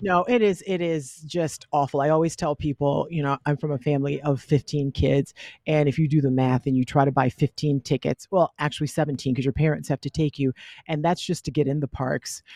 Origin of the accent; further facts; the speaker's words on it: the South, United States; I'm from the South, so we have all these superstitions